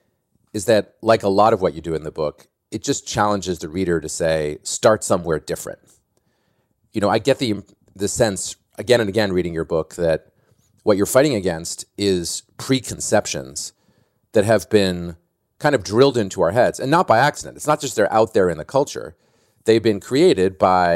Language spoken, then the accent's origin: English; Boston, Massachusetts, United States; I'm from Boston and grew up as a big Celtics fan.